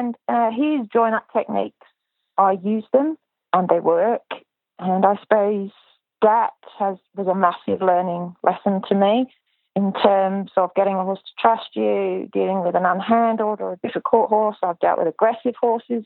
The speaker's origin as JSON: {"language": "English", "country": "United Kingdom", "said": "I'm British"}